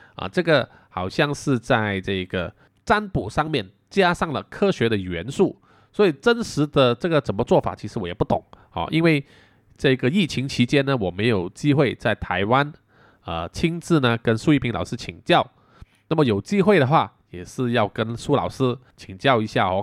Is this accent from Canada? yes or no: no; Malaysia; 我们马来西亚人